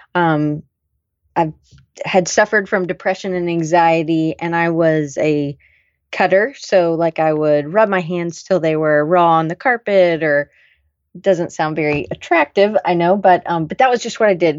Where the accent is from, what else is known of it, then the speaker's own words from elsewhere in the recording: the South, United States; I grew up in the South. I never really felt like I fit in. I was a little too loud for a good Southern girl